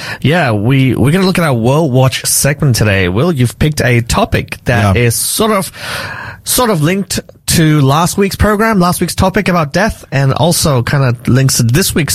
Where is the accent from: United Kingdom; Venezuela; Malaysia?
Malaysia; I was born in Malaysia, but … including my in-laws.